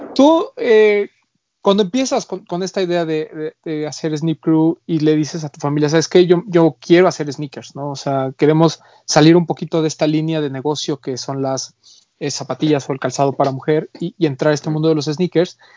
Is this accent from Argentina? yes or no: no; Mexico; de este lado, en, en México